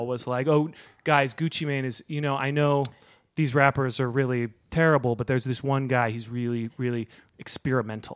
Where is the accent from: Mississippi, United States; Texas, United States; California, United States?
California, United States; Berkeley; now in Los Angeles, United States; I live in Los Angeles, but I grew up, uh, in Berkeley